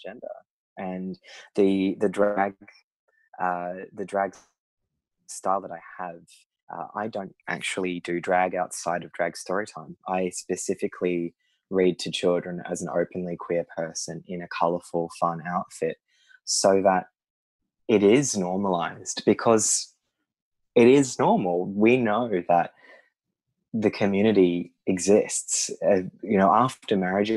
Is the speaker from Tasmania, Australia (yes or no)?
no; Sydney, New South Wales, Australia; moved away as an adult; now in Brisbane, Australia; I grew up in a very progressive suburb of Sydney, Newtown